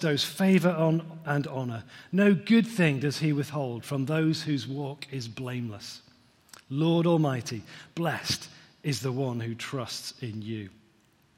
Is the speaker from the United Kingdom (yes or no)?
yes; Liverpool, North West England, United Kingdom; moved away; I'm a Scouser originally